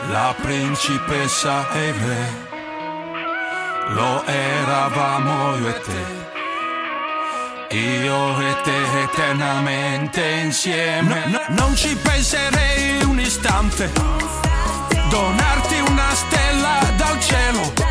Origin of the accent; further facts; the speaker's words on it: Molfetta, Apulia, Italy; Sono … e vengo da Molfetta in provincia di Bari.